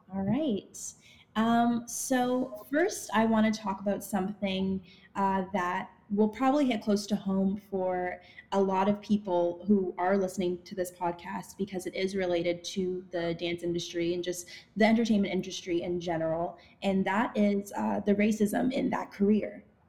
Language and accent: English; Ottawa, Ontario, Canada; now in Toronto, Canada; I was born in Toronto, grew up in Ottawa, and now I live in Toronto again